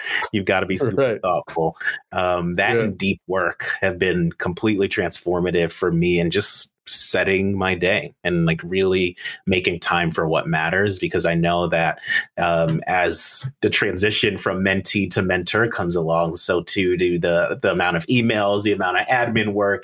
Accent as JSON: {"language": "English", "region": "New York", "country": "United States", "said": "as a New Yorker"}